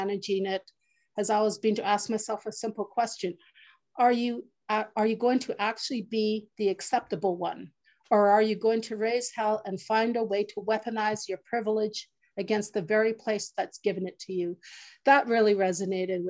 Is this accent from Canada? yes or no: yes; Muskeg Lake Cree Nation, Saskatchewan, Canada; I'm from Musqueday Cree First Nation